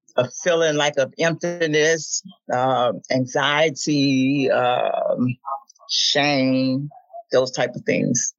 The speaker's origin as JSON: {"language": "English", "town": "Memphis", "region": "Tennessee", "country": "United States", "tie": "born or raised there", "said": "as a kid uh, growing up in Memphis"}